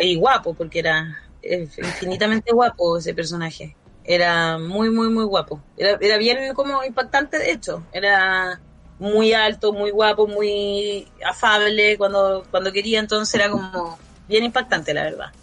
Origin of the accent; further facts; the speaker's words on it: Chile; era chilena